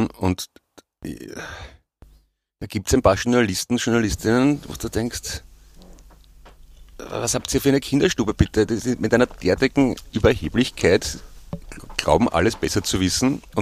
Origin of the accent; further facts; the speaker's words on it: Austria; und das ist gemein, weil ich bin selber Österreicher